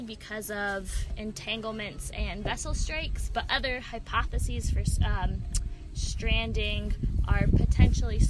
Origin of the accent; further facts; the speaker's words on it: Vermont, United States; now in Woods Hole, United States; I'm from Vermont originally, but living down in Woods Hole, so south on the Cape